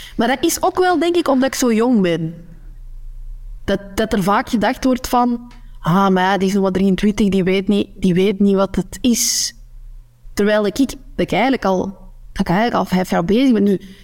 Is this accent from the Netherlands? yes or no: no; Noorderkempen, Flanders, Belgium; accent: Kempisch; moved away as an adult; now in West Flanders, Belgium; Ik, ik spreek mijn Kempisch accent. Ehm, maar de Kempen, de Noorderkempen, ligt in de provincie, provincie Antwerpen